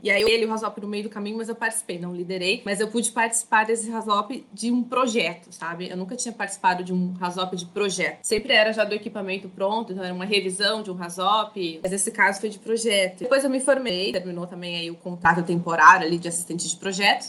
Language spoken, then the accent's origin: Portuguese; Mogi das Cruzes, São Paulo, Brazil; moved away as an adult; also born or lived in Barueri, Brazil / Vitória, Espírito Santo, Brazil; now in Paulínia, Brazil; Eu sou natural de Mogi das Cruzes, que fica ali na Grande Paulo, fica a 40 minutos ali de São Paulo, capital